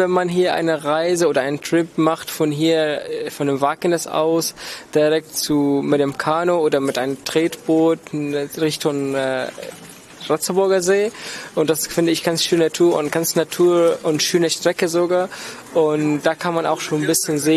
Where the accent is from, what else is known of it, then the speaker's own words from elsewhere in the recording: Damascus, Damascus Governorate, Syria; moved away as an adult; also born or lived in Flensburg, Germany; now in Lübeck, Germany; ich komme ursprünglich aus Syrien, aus Damaskus und ich bin jetzt seit siebeneinhalb Jahren in Deutschland.